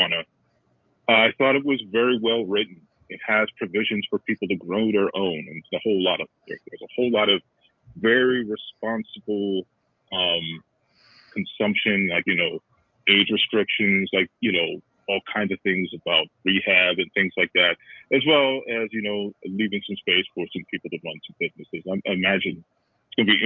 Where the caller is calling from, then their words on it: Cleveland, Ohio, United States; I'm calling from Cleveland, Ohio